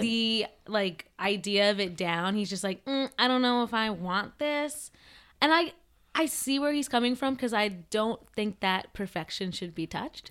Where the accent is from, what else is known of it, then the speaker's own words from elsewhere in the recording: New Jersey, United States; accent: Jersey; I have like a Jersey accent